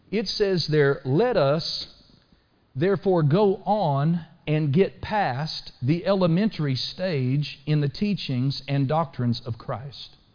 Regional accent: United States; I'm so glad to be born an American.

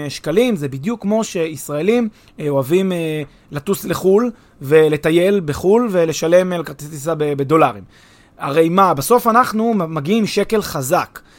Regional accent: Israel

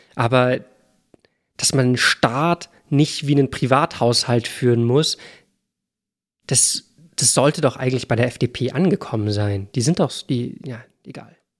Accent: Hamburg, Germany; Ich komme aus Hamburg.

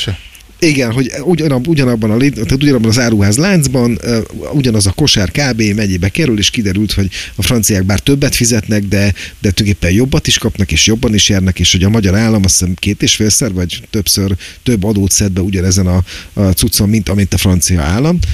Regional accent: Pécs, Baranya, Hungary; moved away as an adult; now in Budapest, Hungary; Pécsi vagyok eredetileg, huszonnyolc éves koromig ott laktam

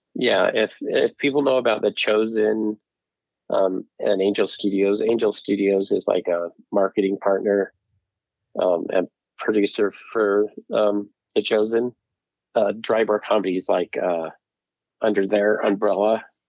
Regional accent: Utah, United States; also born or lived in Vernal, Utah / Salt Lake City area, Utah; I grew up in Utah

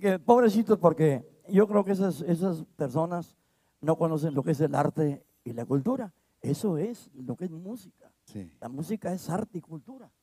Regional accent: Cinco Manantiales, Coahuila, Mexico; los pueblitos que pertenecemos nosotros. Está Vía Unión, Allende, Morelos, Zaragoza y, Nava

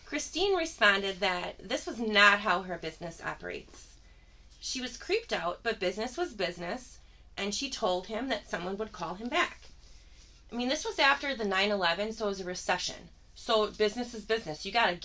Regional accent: Dallas, Texas, United States; moved away; Not my experience growing up in Dallas.

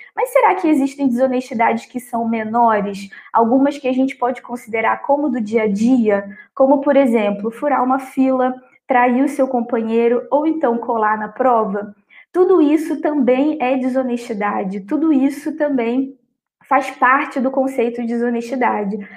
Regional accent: Brazil; a nossa percepção como brasileiros

